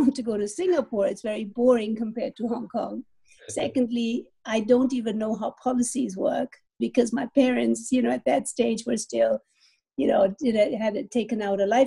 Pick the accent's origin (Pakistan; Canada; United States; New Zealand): Pakistan; moved away; I grew up in Pakistan. My dad is Indian. My mother is German.